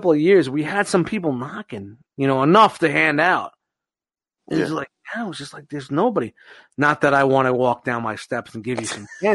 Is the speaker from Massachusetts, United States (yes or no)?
no; New York City, New York, United States; moved away; growing up in Brooklyn